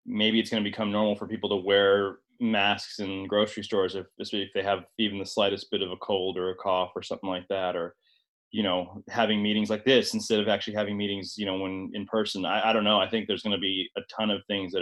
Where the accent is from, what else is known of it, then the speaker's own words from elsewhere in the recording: Indianapolis, Indiana, United States; also born or lived in Northern California; I'm from Indianapolis, which is where my wife and I spend a fair bit of time there.